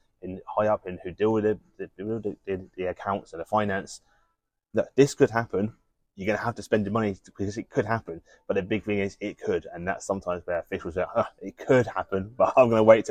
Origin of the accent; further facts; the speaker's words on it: United Kingdom; as a British person